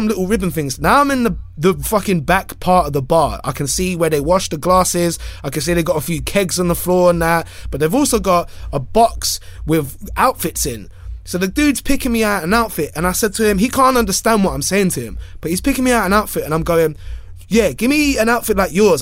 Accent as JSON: {"language": "English", "region": "London", "country": "United Kingdom", "said": "I'm from London"}